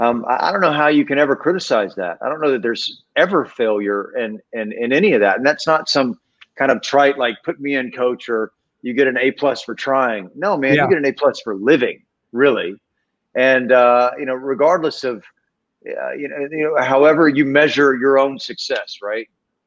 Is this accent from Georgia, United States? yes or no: yes; Georgia, United States; moved away as an adult; now in Los Angeles, United States; Well, I was 19 when I came to LA from Georgia, and so you know, I'm 49 now, so I've been out here for 30 years.